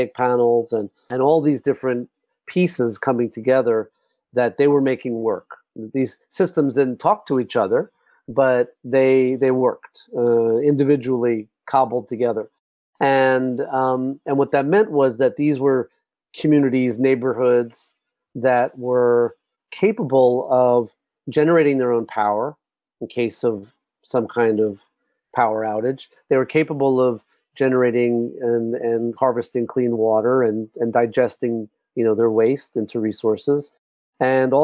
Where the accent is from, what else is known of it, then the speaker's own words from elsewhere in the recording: New York, United States; moved away as an adult; I grew up actually in New York and did my undergrad at New York University